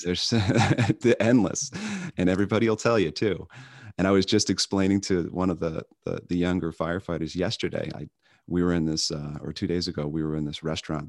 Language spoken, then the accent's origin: English; Long Island, New York, United States; now in Chicago, United States; I grew up on Long Island, on the canal system on Long Island